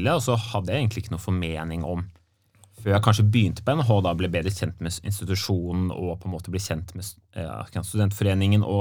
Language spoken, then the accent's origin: Norwegian; Nøtterøy, Vestfold, Norway; Ja, solkysten, vet du.